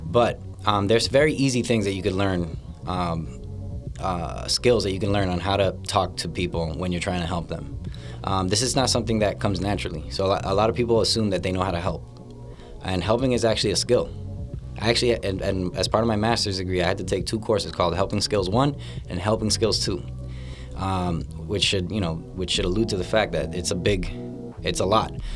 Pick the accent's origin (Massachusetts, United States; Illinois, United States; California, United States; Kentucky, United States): Massachusetts, United States; Lawrence; born and raised in Lawrence, Massachusetts